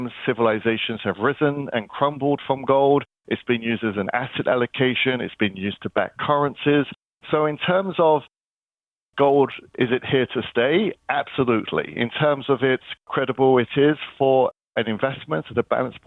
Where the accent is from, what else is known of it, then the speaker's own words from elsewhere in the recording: London, United Kingdom; moved away; I'm originally from London, and I kind of grew up in central London